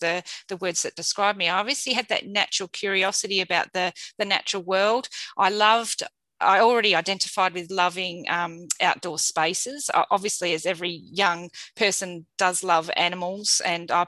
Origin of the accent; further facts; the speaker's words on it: Perth, Western Australia, Australia; living and having been grown up in Perth and born in Perth